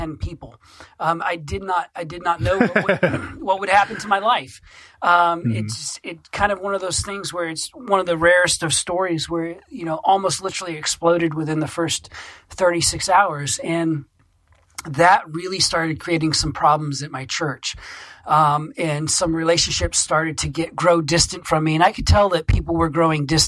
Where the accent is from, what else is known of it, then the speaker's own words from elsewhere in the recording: Maine, United States; when I came back to my home state of Maine from seminary a few years ago